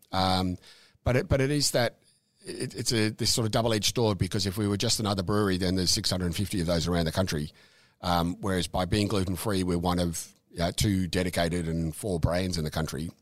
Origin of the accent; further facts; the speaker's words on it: Dandenong, Victoria, Australia; also born or lived in Safety Beach / Mornington Peninsula; I was born overseas, but we grew up in, in Dandenong